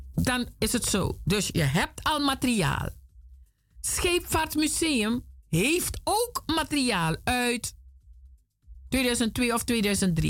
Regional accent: Suriname; now in Netherlands; ik ben een Afrikaanse, Surinaamse, woonachtig in Nederland

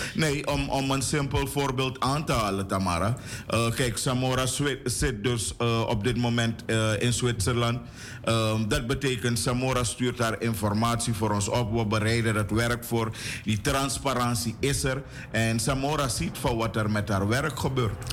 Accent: Suriname; ik woon in Suriname of ik ben geboren in Suriname. Dus ik kom er elders niet vandaan.

